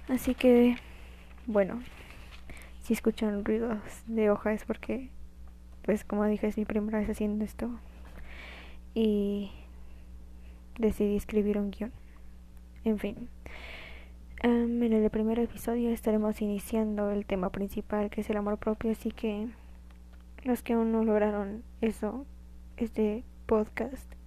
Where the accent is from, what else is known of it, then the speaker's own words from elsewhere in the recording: Guanajuato, Mexico; born there; now in Mexico City, Mexico; Nací en Guanajuato, pero actualmente vivo en Ciudad de México, Estado de México, por algunos problemas familiares.